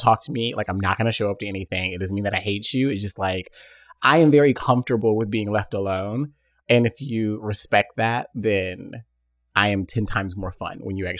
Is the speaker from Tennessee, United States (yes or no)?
yes; Tennessee, United States; I'm from the South. Like I said, I was born in Tennessee. I'm an only child.